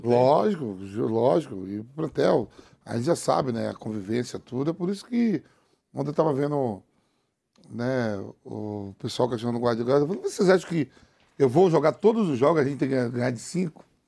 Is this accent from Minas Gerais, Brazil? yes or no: no; Bahia, Brazil; meu conterrâneo da Bahia